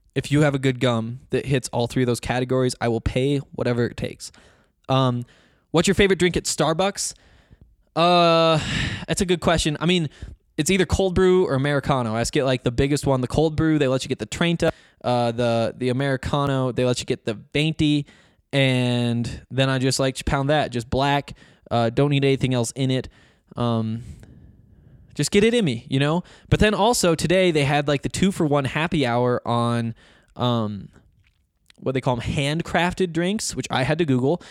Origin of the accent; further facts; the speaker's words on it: Flathead Valley, Northwest Montana, United States; accent: Montana; moved away; I grew up in the Flathead Valley, Northwest Montana, kind of a resorty area.